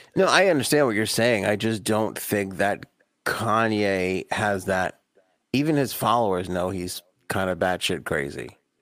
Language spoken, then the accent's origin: English; New York, United States; I grew up in New York and you couldn't hop on a subway